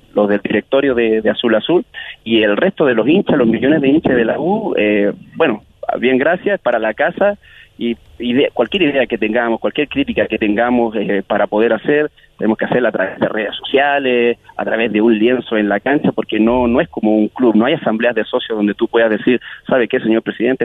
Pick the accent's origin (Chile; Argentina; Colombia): Chile; como chilenos es nuestro mayor miedo